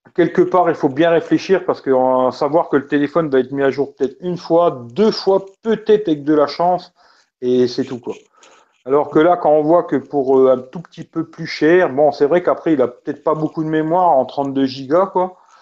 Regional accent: France; chez nous en France

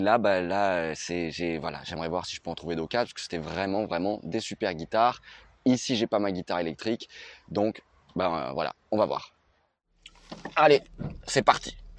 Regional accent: Nice, Provence-Alpes-Côte d'Azur, France; je suis de Nice. Là, je suis euh, en Corse.

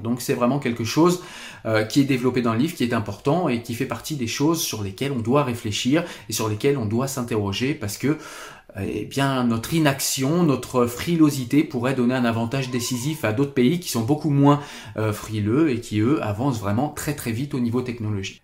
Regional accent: France; chez nous en France

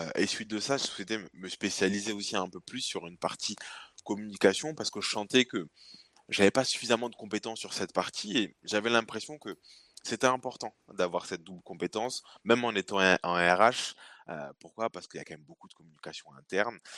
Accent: Bordeaux, Nouvelle-Aquitaine, France; donc moi bordelais, euh, bordelais d'origine, puisque je suis né ici à, à Pellegrin, pas très loin de mes, de locaux puisque je suis maintenant basé à, à Mariadec. Euh, donc j'ai fait toute ma, scolarité ici sur, sur Bordeaux

